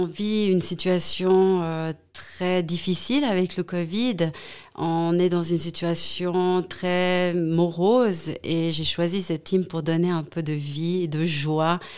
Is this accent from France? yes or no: no; Saint-Maurice, Valais, Switzerland; also born or lived in Vaud / Geneva / Zurich; moi aussi j'ai grandi à Saint-Maurice, j'ai fait mes études à Sierre, à l'HEG.